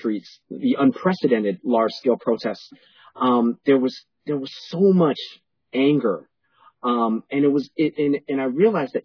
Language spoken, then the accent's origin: English; New York City, New York, United States; born or raised there; also born or lived in Panama